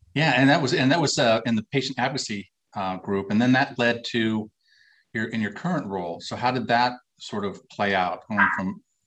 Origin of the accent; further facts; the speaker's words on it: Minnesota, United States; I'm from Minnesota, so you know we're mm. fellow Midwesterners